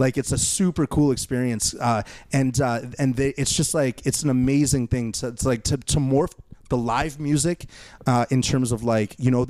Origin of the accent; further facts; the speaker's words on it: Winnipeg, Manitoba, Canada; also born or lived in Fort Richmond, Winnipeg; I'm from Transcona, and then I lived in Fort Richmond